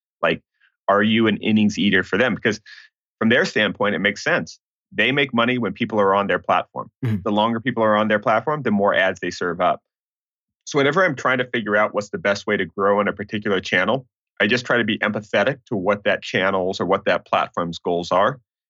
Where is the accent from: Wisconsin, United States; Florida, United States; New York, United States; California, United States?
California, United States; Santa Barbara; so I grew up in the Santa Barbara area of California, and what's fascinating now, there's not a lot of multifamily buildings there.